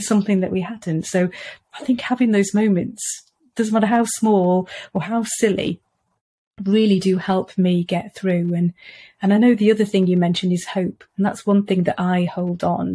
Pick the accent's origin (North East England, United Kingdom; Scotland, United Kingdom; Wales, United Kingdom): Wales, United Kingdom; moved away; I come from Wales originally.